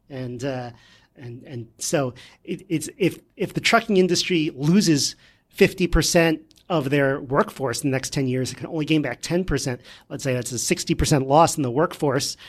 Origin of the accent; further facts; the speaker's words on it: New York, United States; we're from New York here, so if you want to learn how to speak in New York